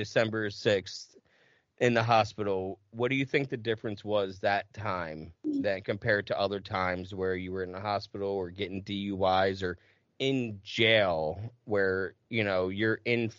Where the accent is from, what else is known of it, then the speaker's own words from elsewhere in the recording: New Jersey, United States; moved away; also born or lived in Plymouth, Massachusetts / Carver, Massachusetts / Middleborough, Massachusetts / Los Angeles; I grew up in Jersey where it's super confusing too